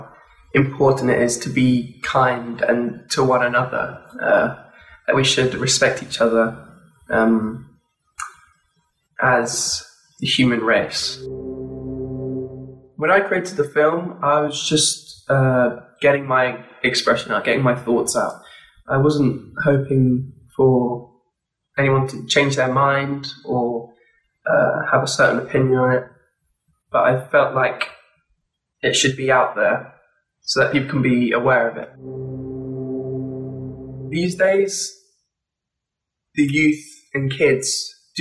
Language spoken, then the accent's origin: English; Kent, South East England, United Kingdom; I'm from Kent in England